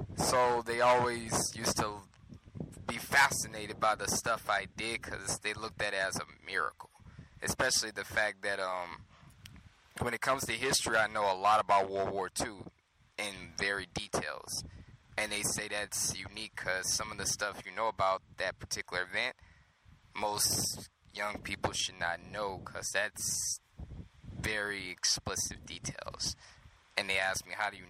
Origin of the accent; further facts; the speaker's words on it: Louisiana, United States; I'm from Louisiana